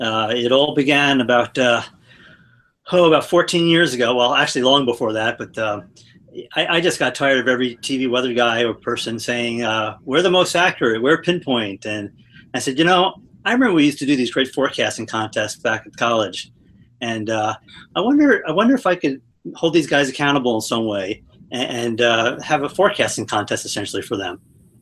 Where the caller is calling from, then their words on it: Phoenix, Arizona, United States; I'm in Phoenix, Arizona. Pretty exciting times here.